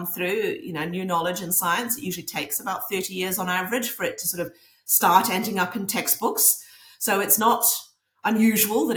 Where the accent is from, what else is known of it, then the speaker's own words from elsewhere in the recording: Norway; now in New Zealand; I grew up in Norway, so that's why I'm over here in Norway.